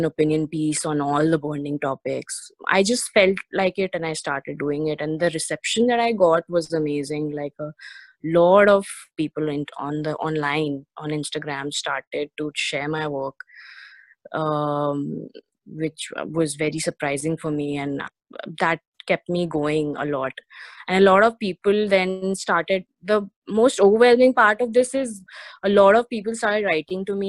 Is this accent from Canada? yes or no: no; India; I'm an Indian woman